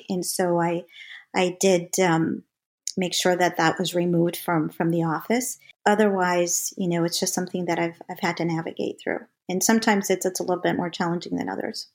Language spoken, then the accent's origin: English; St. James, Minnesota, United States; moved away as an adult; also born or lived in Mexico; now in Atlanta, United States; we moved into a small town, um, about four thousand people in, uh, Minnesota, Saint James, Minnesota